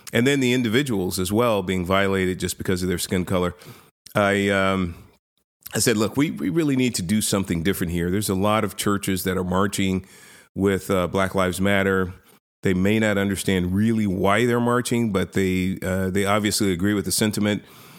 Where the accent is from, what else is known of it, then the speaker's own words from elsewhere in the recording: San Francisco, California, United States; So my background, I was born and raised in inner city San Francisco. I was born in the Hunters Point projects, project housing up there.